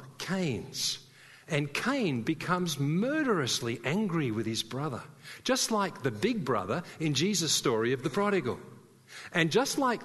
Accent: Sydney, New South Wales, Australia; moved away; I came from Sydney

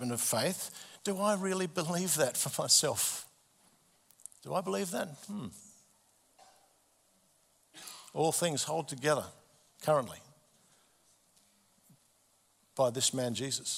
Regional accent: Adelaide, South Australia, Australia; March 1967, I was born in Adelaide.

